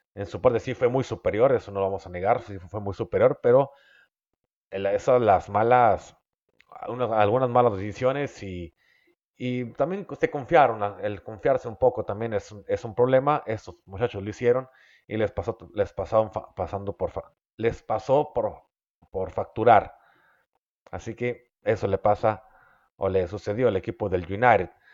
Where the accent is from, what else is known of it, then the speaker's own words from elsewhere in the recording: Mexico; also born or lived in Mexicali, Baja California; los que somos mexicanos